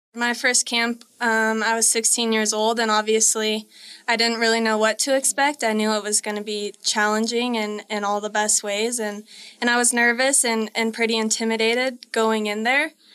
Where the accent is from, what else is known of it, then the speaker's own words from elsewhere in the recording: Colorado, United States; we're both from Colorado